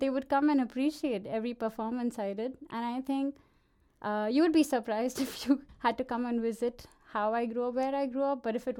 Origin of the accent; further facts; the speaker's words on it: Bhiwandi, Maharashtra, India; I grew up in this small town. My town will be proud that I'm mentioning it on a live radio in Denmark, but it's called Bhiwandi, and okay, it's right outside Mumbai, and it's a small town